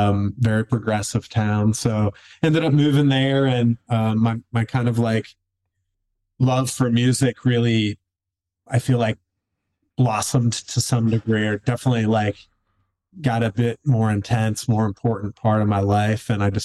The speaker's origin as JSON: {"language": "English", "town": "Philadelphia", "region": "Pennsylvania", "country": "United States", "tie": "born or raised there", "moved": "as an adult", "lives_now": "Seattle, United States", "said": "And I grew up in the Philly area. And then in 2007, I kind of decided I wanted to get out of Philly and just kind of go on an adventure. And I ended up moving to Seattle, Washington"}